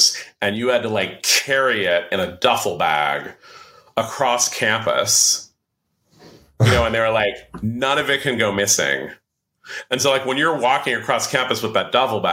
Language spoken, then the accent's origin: English; San Francisco, California, United States; also born or lived in New York; In 2000, my wife and I moved back to San Francisco from New York.